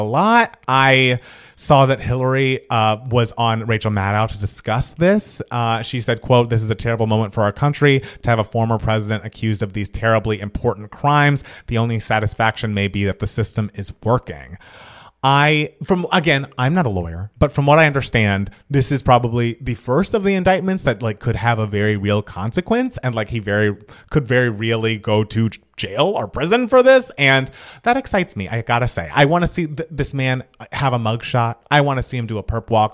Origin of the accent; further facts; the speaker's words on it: Georgia, United States; my home state of Georgia